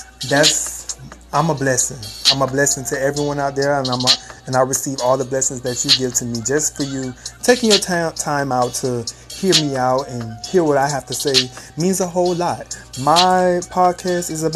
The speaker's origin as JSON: {"language": "English", "town": "Miami", "region": "Florida", "country": "United States", "tie": "born or raised there", "said": "I am from Miami, Florida. Miami-Dade bred me"}